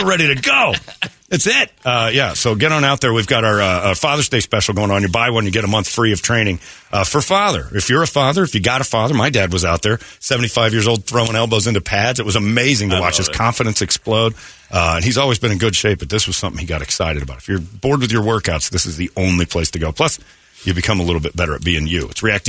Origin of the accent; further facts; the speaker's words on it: Indiana, United States; now in Arizona, United States; I'm from Indiana.